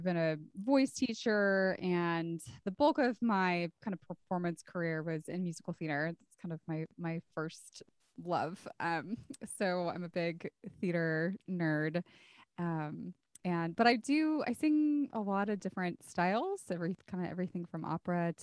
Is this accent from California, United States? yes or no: yes; Santa Cruz, California, United States; now in San Antonio, United States; So I grew up in Santa Cruz, California, and I now live in San Antonio, Texas